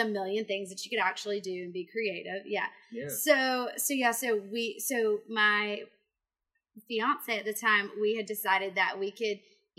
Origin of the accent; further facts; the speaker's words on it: Augusta, Georgia, United States; also born or lived in Columbia County; Born and raised in Augusta.